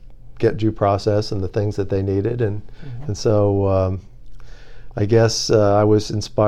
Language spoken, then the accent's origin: English; Washington, District of Columbia, United States; So it turns out I grew up a lot in Washington, D.C. My parents are dad was in the military